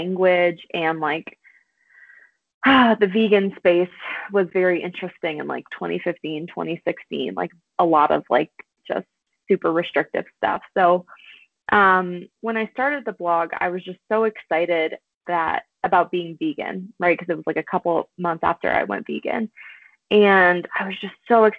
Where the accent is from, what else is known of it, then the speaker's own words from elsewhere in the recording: South Louisiana, United States; now in Colorado, United States; I'm from South Louisiana, and I grew up on a lot of beans and rice.